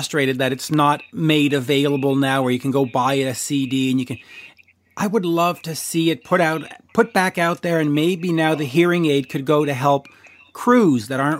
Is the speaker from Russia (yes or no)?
no; Canada; as a Canadian